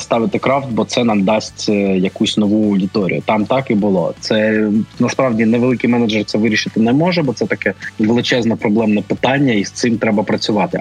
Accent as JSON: {"language": "Ukrainian", "town": "Kharkiv", "region": "Kharkiv Oblast", "country": "Ukraine"}